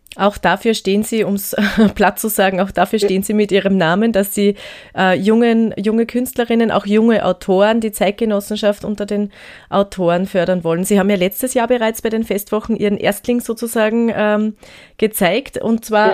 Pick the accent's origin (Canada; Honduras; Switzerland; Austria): Austria; Gmunden, Upper Austria; moved away as an adult; Ich bin ja selber auch aus Gmunden ursprünglich